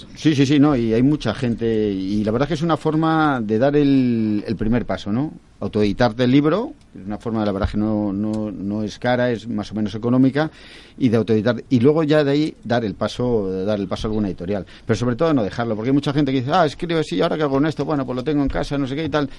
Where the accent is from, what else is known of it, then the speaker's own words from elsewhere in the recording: Castile and León, Spain; mi pueblo es un pueblecillo que tiene, tiene 150 habitantes